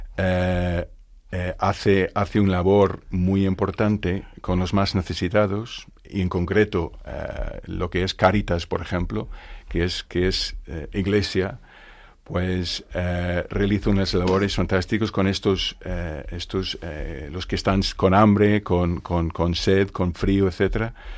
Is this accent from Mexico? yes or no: no; Northern Ireland, United Kingdom; Spanish is a second language; moved away as an adult; now in Spain; soy irlandés, de Irlanda del Norte. Eh, llevo 36 años ya viviendo en España